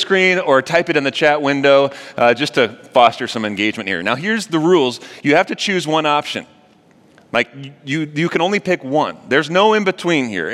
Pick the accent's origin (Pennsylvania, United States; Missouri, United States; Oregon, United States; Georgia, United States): Missouri, United States; St. Louis; moved away; I'm actually from St. Louis